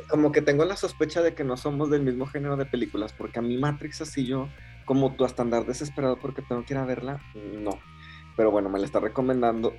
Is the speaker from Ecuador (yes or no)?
no; Mexico; now in Japan; Somos mexicanos viviendo en Inglaterra